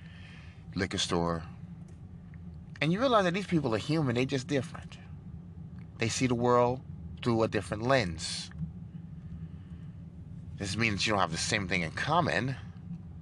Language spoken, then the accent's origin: English; New York City, New York, United States; moved away as an adult; now in Texas, United States; I grew up in New York City as a liberal and a Democrat